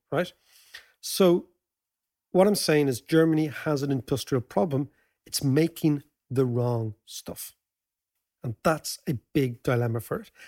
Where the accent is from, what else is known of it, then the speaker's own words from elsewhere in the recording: Ireland; As Irish people